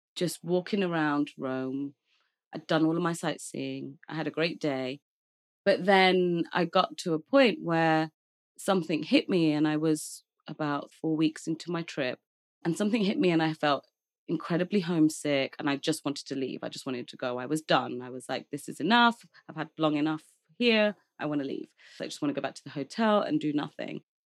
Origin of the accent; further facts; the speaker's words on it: Leicester, East Midlands, United Kingdom; moved away as an adult; now in London, United Kingdom; I'm from London, as you said, but I grew up in a small town called Leicester